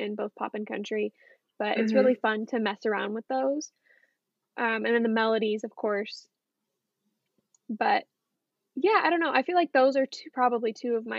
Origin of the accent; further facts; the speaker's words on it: San Diego, California, United States; moved away as an adult; now in Nashville, United States; I'm from California, San Diego, California